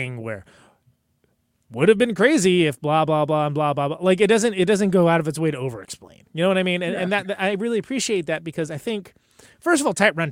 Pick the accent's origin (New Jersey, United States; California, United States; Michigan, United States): California, United States; Modesto; born or raised there; moved away